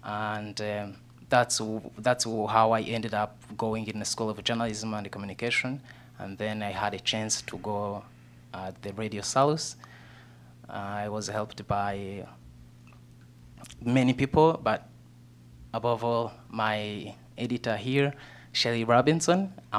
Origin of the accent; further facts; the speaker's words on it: Southern Province, Rwanda; So I grew up in a small village in southern Rwanda, which is my hometown